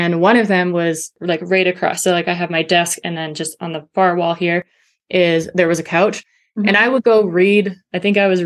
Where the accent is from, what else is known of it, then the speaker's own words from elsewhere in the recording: Canada; now in Georgia, United States; I'm Canadian